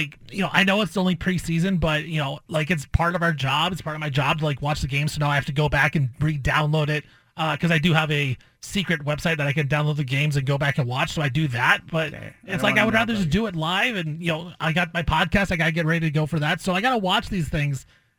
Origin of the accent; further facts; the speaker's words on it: Portland, Oregon, United States; I can't watch the Blazers in my hometown.